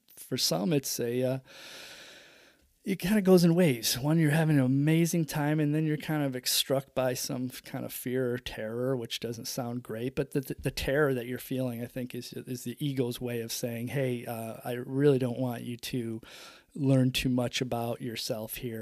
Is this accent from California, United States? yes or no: no; upstate New York, United States; growing up in upstate New York in the seventies, the eighties